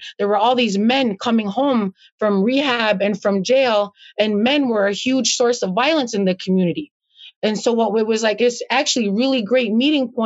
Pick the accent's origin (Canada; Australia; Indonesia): Canada; Akwesasne; I grew up on the Canadian portion.